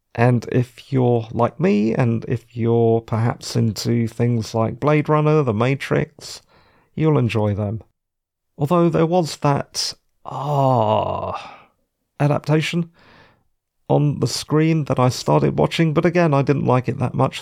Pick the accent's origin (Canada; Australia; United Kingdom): United Kingdom; London; I'm a Londoner